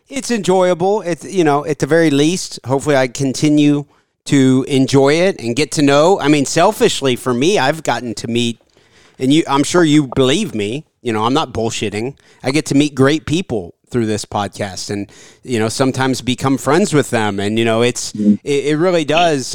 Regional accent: Athens, Ohio, United States; I was born in Athens, Ohio in 1983

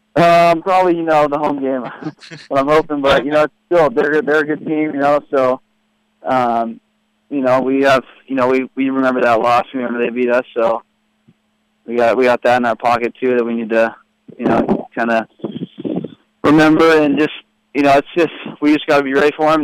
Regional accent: California, United States; moved away as an adult; also born or lived in Florida; now in Louisville, United States; I'm from California

